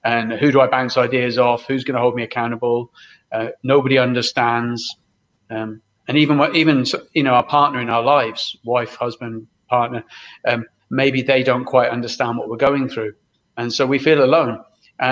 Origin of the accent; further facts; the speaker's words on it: Brixham, South West England, United Kingdom; We grew up in Brixham, which is a fishing town in Devon, in the UK.